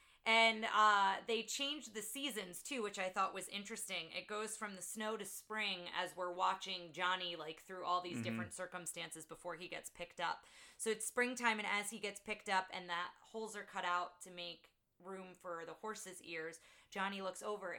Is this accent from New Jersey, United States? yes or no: yes; Jersey Shore, New Jersey, United States; I grew up on the Jersey Shore.